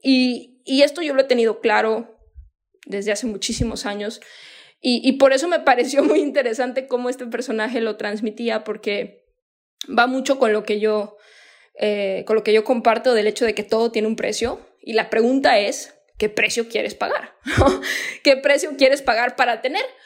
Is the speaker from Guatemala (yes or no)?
no; Mexico; moved away as an adult; also born or lived in United States; yo soy mexicana